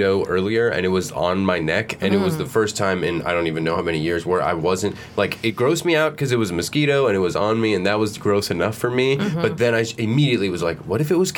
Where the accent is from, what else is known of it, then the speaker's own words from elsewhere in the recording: South Florida, United States; moved away; I'm from South Florida